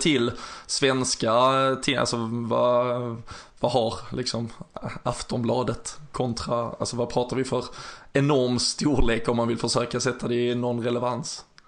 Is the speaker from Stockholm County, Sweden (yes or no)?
no; Malmö, Skåne, Sweden; jag är ju själv från eh, Malmö